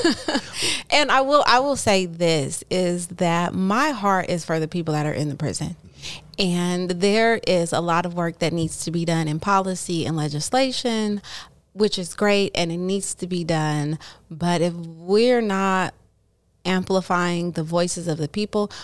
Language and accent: English; Oakland, California, United States; also born or lived in Hayward, California / Los Angeles, California; Born and raised in Oakland